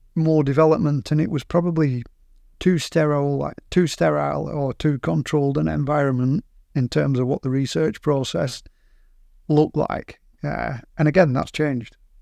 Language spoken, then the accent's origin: English; Burnley, North West England, United Kingdom; we're from Burnley